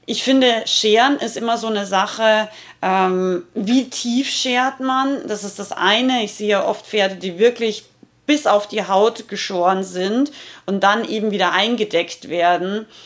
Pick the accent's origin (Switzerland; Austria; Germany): Austria; Rauris, Salzburg; weil ich richtig harten Dialekt äh, rede. Ich komme aus dem Pinsker, aus Rauris und ähm, also aus dem Gebirge in Salzburg.